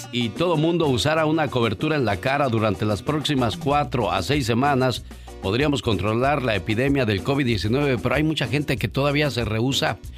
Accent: Mexico City, Mexico; moved away; Porque un día salí de la Ciudad de México. Pero la Ciudad de México nunca salió de mí.

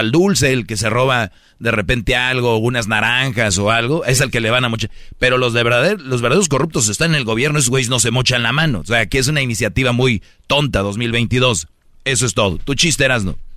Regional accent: Monterrey, Nuevo León, Mexico; yo que soy de Monterrey

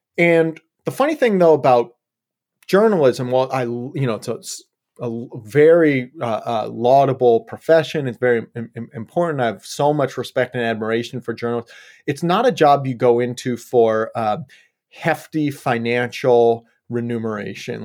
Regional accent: Yellow Springs, Ohio, United States; moved away as an adult; also born or lived in Colorado / California; now in Portland, United States; I grew up in Ohio, actually, Southwest Ohio, just small little town out there called Yellow Springs.

